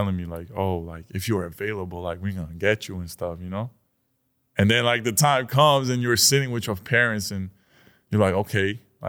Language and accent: English; New York, United States; born there; Like, but yeah, I was born in New York. So I always had that thing. Like, you know, I'm from